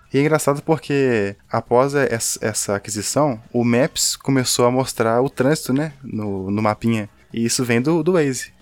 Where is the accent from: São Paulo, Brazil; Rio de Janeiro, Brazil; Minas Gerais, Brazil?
Minas Gerais, Brazil; Belo Horizonte; somos mineiros de BH